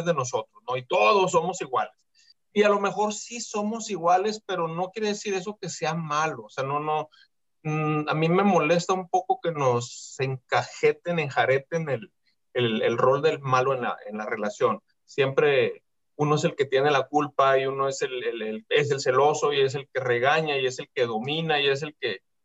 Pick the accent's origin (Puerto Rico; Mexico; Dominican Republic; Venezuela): Mexico; cuestión cultural de nuestro país